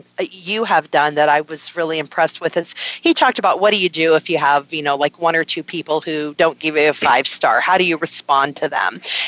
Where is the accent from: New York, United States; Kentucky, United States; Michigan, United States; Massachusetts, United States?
New York, United States; born there; Born in New York. I was born in New York.